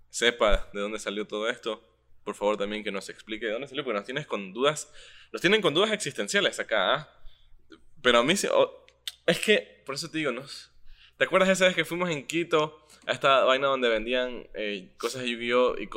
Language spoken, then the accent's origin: Spanish; Japan; born there; y soy un dibujante japonés, pero hago una cosa que no tiene nada que ver, o sea, que no, como que no es muy parecido a un anime, pero como soy japonés y nací en Japón